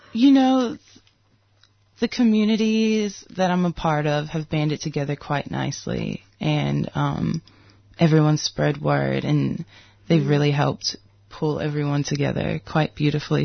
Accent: United States; also born or lived in Detroit, Michigan / Mississippi; Growing up in Detroit

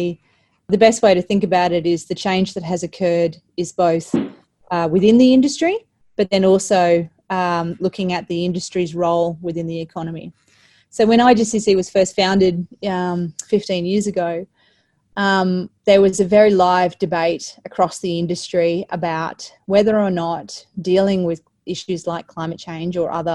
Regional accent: Australia; As Australian superannuates

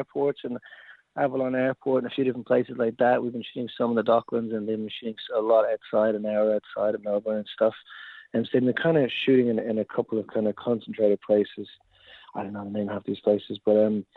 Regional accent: Dublin, Leinster, Ireland; I'm from Dublin

